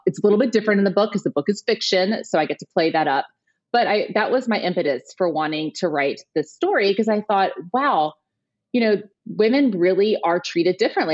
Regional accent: Houston, Texas, United States; I grew up in Houston, Texas

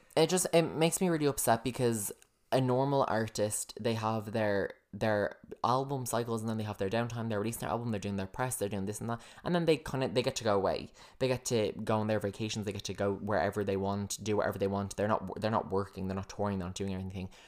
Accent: United States; I am an American

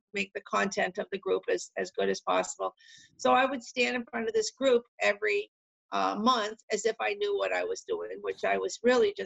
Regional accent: Massachusetts, United States; moved away as an adult; now in New Hampshire, United States; I'm from Massachusetts originally.

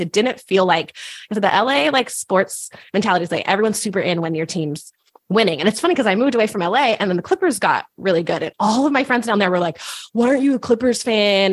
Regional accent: Northern California, United States; moved away as an adult; now in Portland, United States; I grew up in Northern California

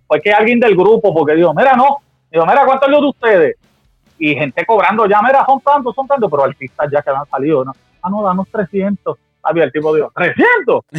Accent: Guayama, Puerto Rico; moved away; mi pueblo Guayama

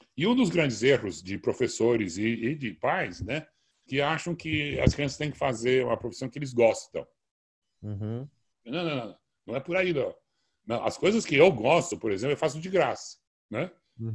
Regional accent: Brazil; eu sou brasileiro nato, sim, uh, nasci no Hospital Samaritano.

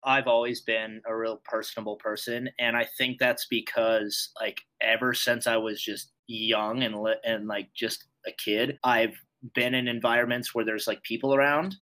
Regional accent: Montana, United States; moved away as an adult; also born or lived in Fargo, North Dakota; I'm 24 years old and I'm from Montana.

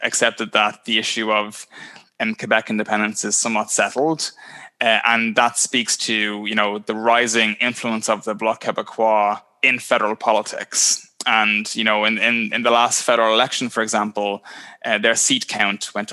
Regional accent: Ireland; now in Ontario, Canada

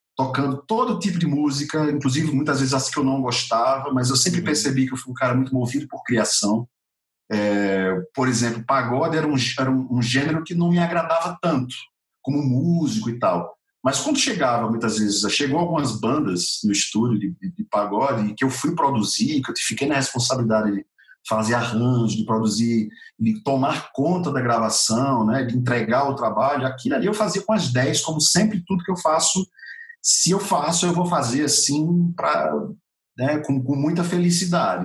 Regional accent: Natal, Rio Grande do Norte, Brazil; moved away as an adult; now in São Paulo, Brazil; Nasci em Natal e até meus quase 40 anos de idade estive em Natal. Estou aqui em São Paulo faz quatro anos e meio só.

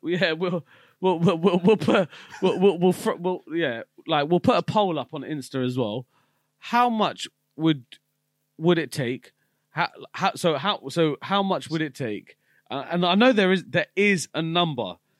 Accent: United Kingdom

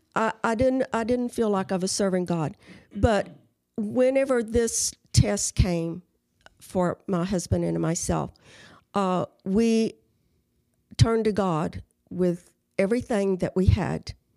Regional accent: Carrizo Springs, Texas, United States; moved away as an adult; I was born in Carrizo Springs

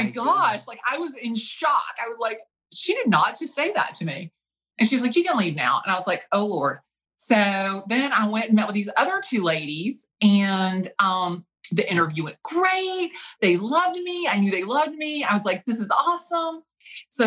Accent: Atlanta, Georgia, United States; I'm from Atlanta, Georgia

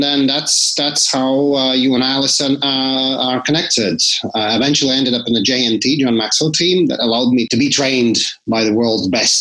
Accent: Latvia; So I come from Latvia. So that's where I was born.

